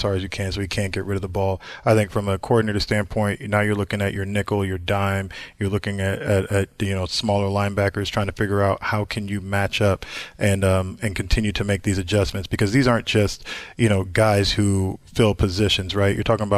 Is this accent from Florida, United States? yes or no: no; Indianapolis, Indiana, United States; I grew up in Indy